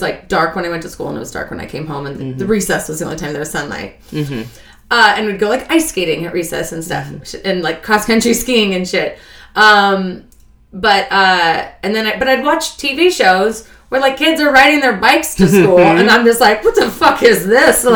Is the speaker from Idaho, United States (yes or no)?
yes; Idaho, United States; moved away as an adult; also born or lived in Alaska; now in New York, United States; 10 years in Idaho